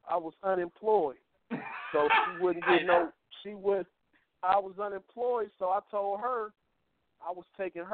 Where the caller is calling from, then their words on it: Franklin, United States; from Franklin.